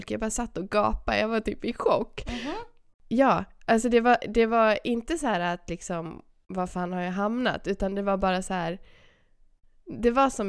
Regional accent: Sweden; jag är ju svensk, så jag är ju stel och blyg.

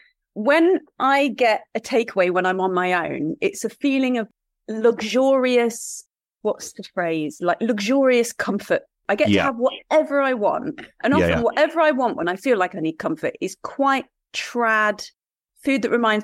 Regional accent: Leicester, East Midlands, United Kingdom; I come from Leicester.

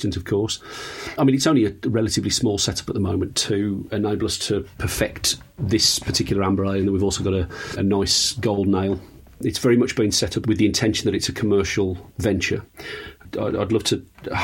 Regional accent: Black Country, West Midlands, United Kingdom; I was born in the Black Country

